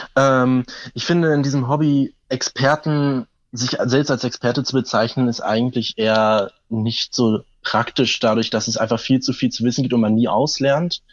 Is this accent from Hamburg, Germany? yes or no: yes; Hamburg, Germany; ich komme aus Hamburg